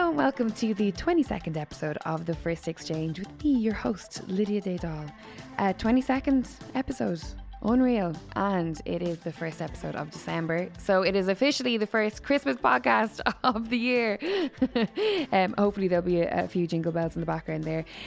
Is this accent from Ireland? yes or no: yes; Waterford, Munster, Ireland; I grew up in Waterford